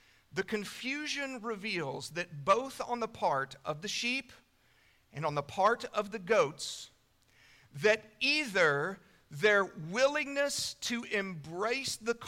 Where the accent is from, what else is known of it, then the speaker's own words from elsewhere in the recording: Canyon, Texas, United States; when I was a kid, I grew up in the First Baptist Church of Canyon, Texas